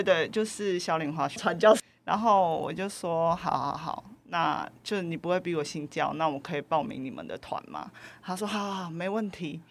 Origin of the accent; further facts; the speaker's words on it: Taiwan; 来自台湾